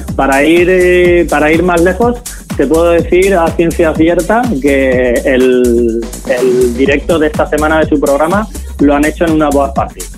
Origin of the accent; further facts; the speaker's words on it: Valencian Community, Spain; como decimos aquí en Valencia